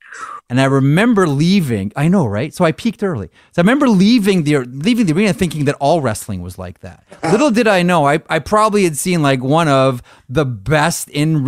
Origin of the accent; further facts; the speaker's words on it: Toronto, Ontario, Canada; For people growing up in Toronto.